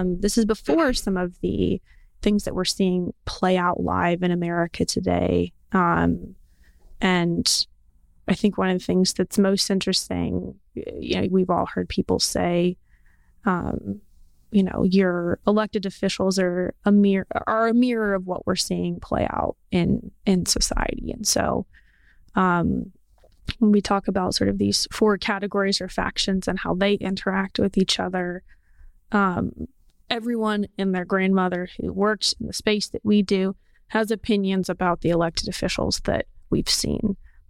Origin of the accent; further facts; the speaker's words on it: Portland, United States; And I think this is like a lot of people where I think about where I grew up in Portland.